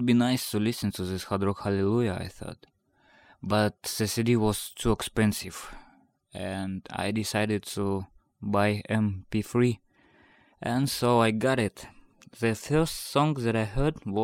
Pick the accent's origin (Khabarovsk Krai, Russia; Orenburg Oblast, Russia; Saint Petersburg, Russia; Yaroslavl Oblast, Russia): Yaroslavl Oblast, Russia; Rybinsk; I'm from Rybinsk, small town of Russia